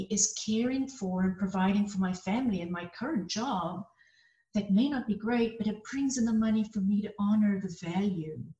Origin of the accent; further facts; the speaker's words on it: South Africa; now in United States; I came to the US from South Africa.